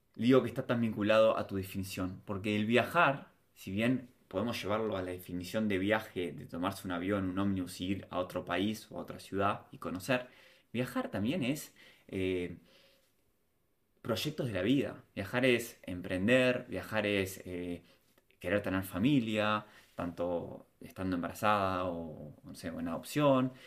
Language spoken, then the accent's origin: Spanish; Montevideo, Uruguay; moved away as an adult; Yo nací en Uruguay, me en Montevideo